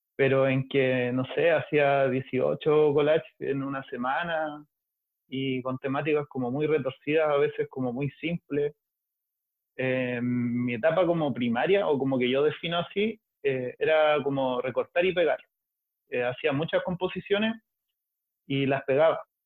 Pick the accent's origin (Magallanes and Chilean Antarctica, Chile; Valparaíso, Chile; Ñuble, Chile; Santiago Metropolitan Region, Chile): Valparaíso, Chile; Soy de Valpo